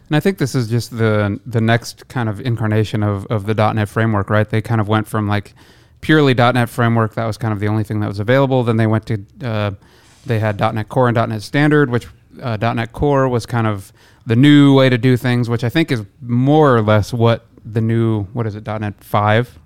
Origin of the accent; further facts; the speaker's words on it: Midwest, United States; moved away; I'm from the Midwest originally